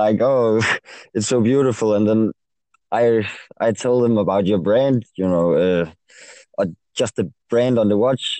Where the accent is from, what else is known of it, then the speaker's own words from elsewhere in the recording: Denmark; obviously, and I am 23 years old. I'm from Denmark, and I am an industrial technician, educated industrial technician.